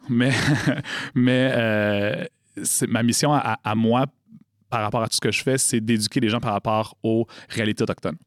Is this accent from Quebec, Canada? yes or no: yes; Montreal, Quebec, Canada; j'ai grandi loin de la communauté euh, d'Odanak, j'ai grandi à Montréal